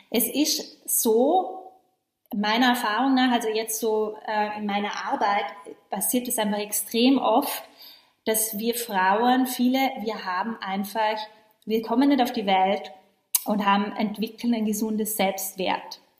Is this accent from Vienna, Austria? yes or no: no; Vorarlberg, Austria; Äh, ich komme ja ursprünglich ganz aus dem Westen von Österreich. Ich bin ja in Vorarlberg aufgewachsen.